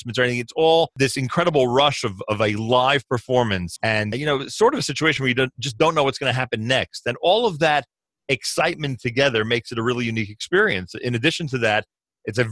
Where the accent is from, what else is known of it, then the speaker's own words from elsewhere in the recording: Newark, New Jersey, United States; also born or lived in the Oranges, New Jersey; I grew up in Newark, New Jersey, and eventually moved to the Oranges